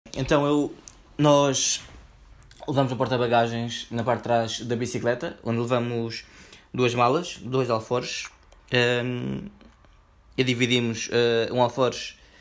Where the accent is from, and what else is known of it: Portugal